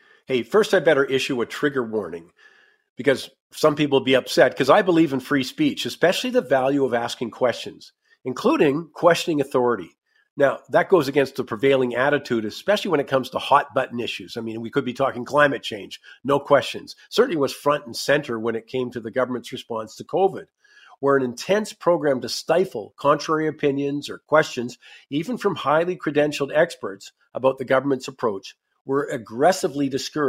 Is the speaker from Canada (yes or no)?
yes; Canada; we talk about being Canadian